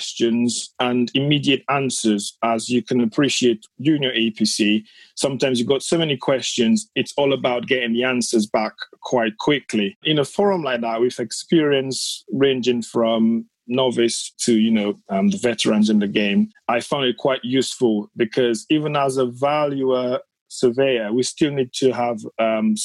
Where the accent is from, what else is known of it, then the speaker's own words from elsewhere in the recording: Dominica; now in United Kingdom; I'm from the Caribbean, from the Commonwealth of Dominica, from a very small village